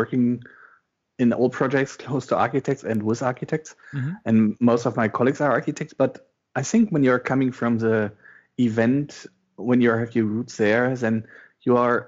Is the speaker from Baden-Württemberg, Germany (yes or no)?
no; western Germany, between Osnabrück and Oldenburg, Lower Saxony, Germany; English is a second language; moved away as an adult; also born or lived in Hildesheim, Germany; now in Berlin, Germany; From the western part, between Osnabrück and Oldenburg